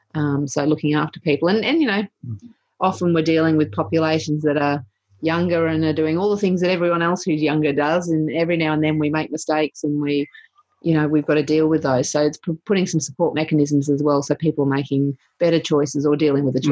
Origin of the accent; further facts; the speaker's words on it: Sunshine Coast, Queensland, Australia; I grew up on the Sunshine Coast